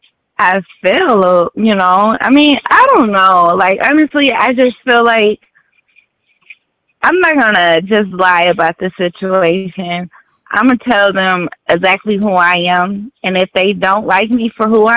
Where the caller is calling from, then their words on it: St. Louis, Missouri, United States; I'm calling from St. Louis.